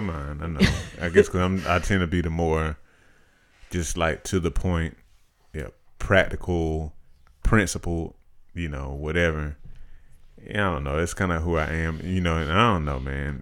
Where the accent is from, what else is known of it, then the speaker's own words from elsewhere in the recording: Macon, Georgia, United States; I grew up here in Macon. um, the large majority of my life.